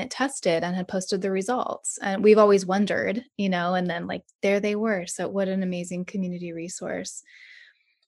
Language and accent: English; South Lake Tahoe, California, United States; moved away; my hometown of South Lake Tahoe